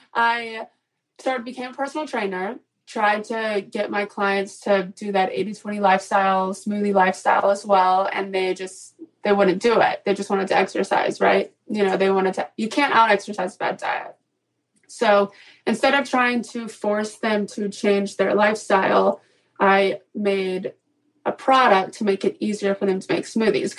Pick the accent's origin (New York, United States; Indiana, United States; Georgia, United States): Georgia, United States; Atlanta; now in Charleston, United States; I am originally from Atlanta, live in Charleston, South Carolina, 29.